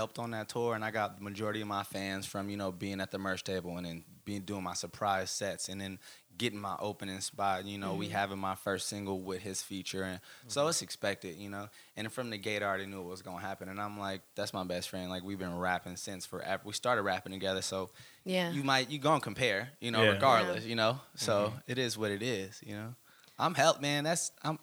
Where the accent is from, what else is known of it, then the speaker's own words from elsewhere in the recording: the Bay Area, California, United States; I'm forever from the Bay, and people will know